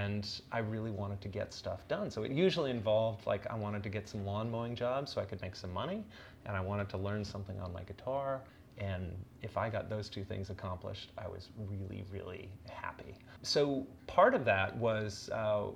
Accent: Beaverton, Oregon, United States; moved away as an adult; also born or lived in Chicago / Paris; when I grew up in Beaverton, I'd gone to school basically in the same place for all 12 years

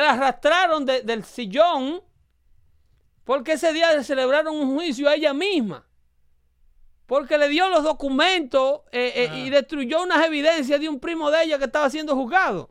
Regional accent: Dominican Republic; now in United States; Más de esclavos tengo yo que vengo del Caribe

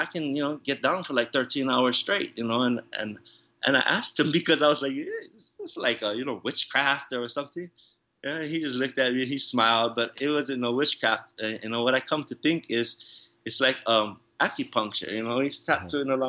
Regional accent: San Diego, California, United States; first language English; also born or lived in Hawaii / National City, California; born in the United States of America in Hawaii, and you know, being raised in San Diego, and English being my first language

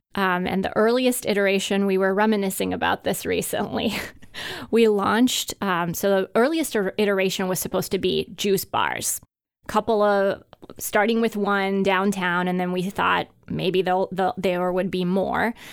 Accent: Hungary; moved away; I grew up in Hungary

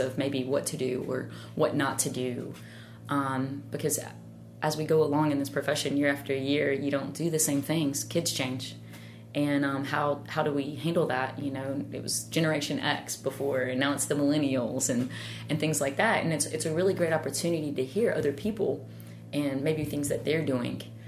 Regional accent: Tennessee, United States; moved away; growing up in Tennessee

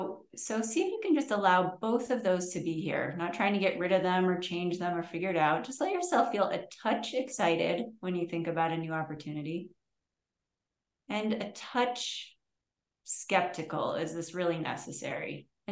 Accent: Connecticut, United States; I'm from Connecticut.

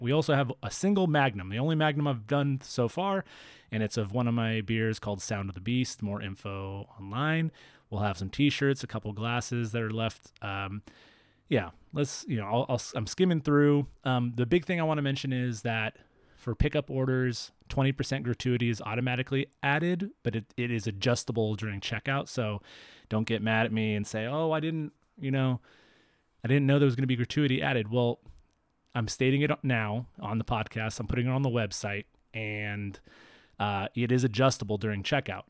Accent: Fresno, California, United States; now in Bay Area, United States; my hometown of Fresno

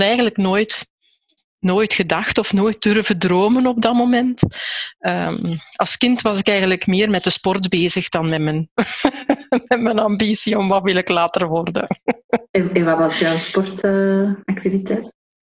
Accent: Aarschot, Flanders, Belgium; Ik ben ook in Aarschot opgegroeid. Ik ben in Aarschot zelfs nog geboren.

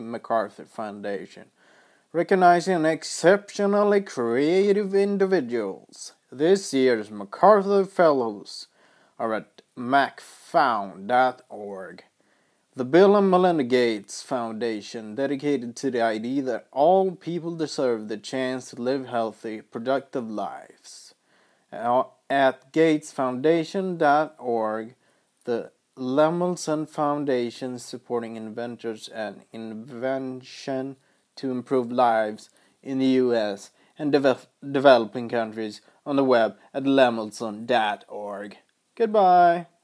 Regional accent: Arvika, Värmland, Sweden; I'm from Sweden, from a shitty town called Arvika, in Värmland

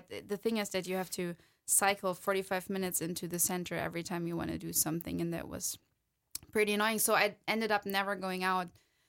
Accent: Wiesbaden, Hesse, Germany; No, I'm from Germany. So

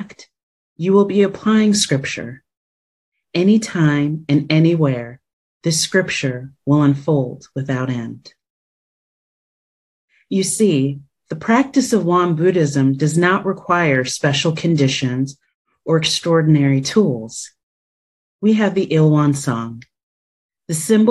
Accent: New Jersey, United States; moved away as an adult; now in Washington, D.C., United States; faith community surrounding me growing up in New Jersey

